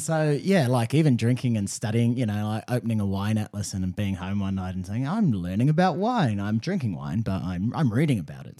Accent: New Zealand; moved away as an adult; also born or lived in Melbourne; I'm from New Zealand

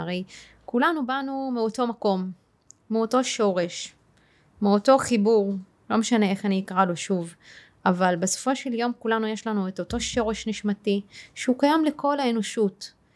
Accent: Tayibe, Central District, Israel; גדלתי בטייבה. אה. אה כן, אני ערבייה ואני מוסלמית

